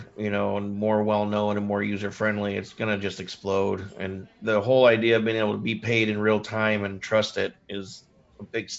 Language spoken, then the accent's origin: English; Indiana, United States; I'm a dude from Indiana